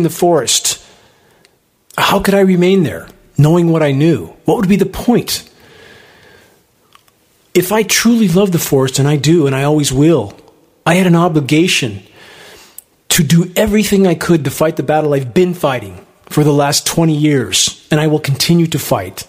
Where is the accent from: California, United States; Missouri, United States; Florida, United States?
California, United States; Upland; moved away; I grew up in Southern California, in the small capital of the world, in Upland, California